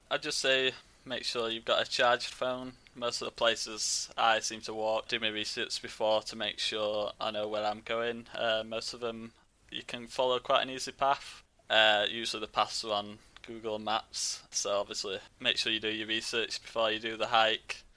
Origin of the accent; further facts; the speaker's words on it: Yorkshire and the Humber, United Kingdom; I'm from West Yorkshire.